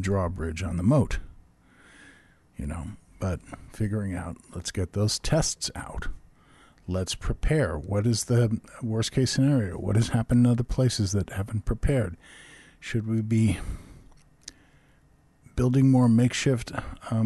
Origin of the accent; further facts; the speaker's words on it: New York, United States; I grew up in New York, and there was a sporting goods store called Modell's.